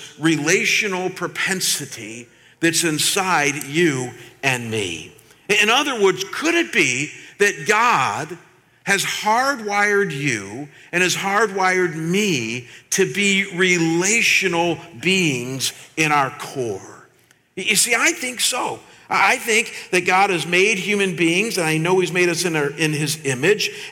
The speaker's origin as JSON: {"language": "English", "town": "Chagrin Falls", "region": "Ohio", "country": "United States", "tie": "born or raised there", "said": "I grew up in a small town outside of Cleveland, Ohio, called Chagrin Falls"}